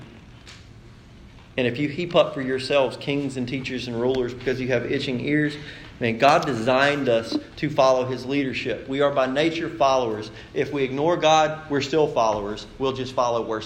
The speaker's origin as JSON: {"language": "English", "country": "United States"}